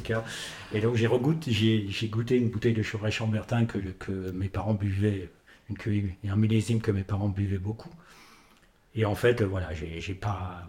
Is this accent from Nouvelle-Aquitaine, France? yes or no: no; the North, Belgian border, Hauts-de-France, France; also born or lived in Paris / Drôme; now in Vinsobres, France; je suis, euh, je suis du Nord, pas du tout euh, frontière belge